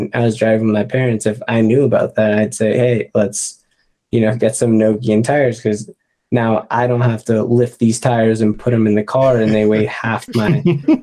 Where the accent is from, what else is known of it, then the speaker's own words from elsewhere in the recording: Boston, Massachusetts, United States; moved away; I'm from Boston originally.